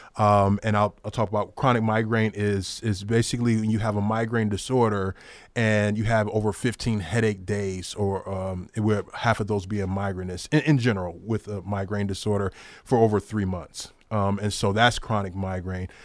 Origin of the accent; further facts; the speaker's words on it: Detroit, Michigan, United States; I'm originally from Detroit.